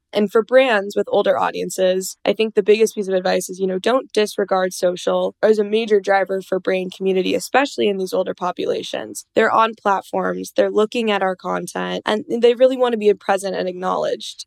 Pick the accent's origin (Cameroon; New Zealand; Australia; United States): United States; Minnesota; I'm from Minnesota, so we're always ice skating on the lake.